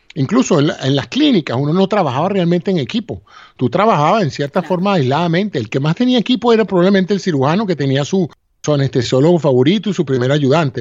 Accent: Venezuela; moved away as an adult; now in United States; mi alma mater, a la Universidad Central de Venezuela

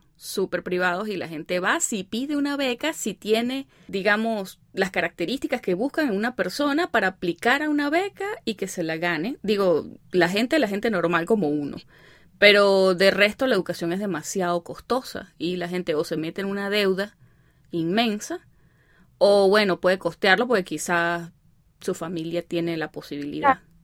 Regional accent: Venezuela; moved away as an adult; now in Chicago, United States

